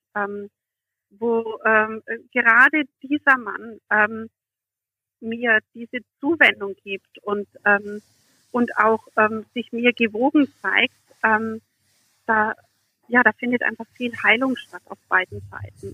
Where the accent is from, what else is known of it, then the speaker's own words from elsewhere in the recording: Germany; moved away; nach meinem Herkunftsland und ich erzählte von Deutschland.